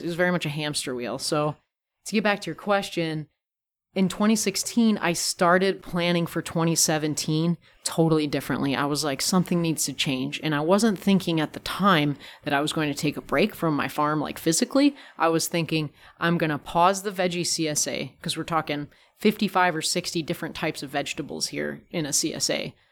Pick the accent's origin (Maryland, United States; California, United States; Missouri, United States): California, United States; moved away; growing up in California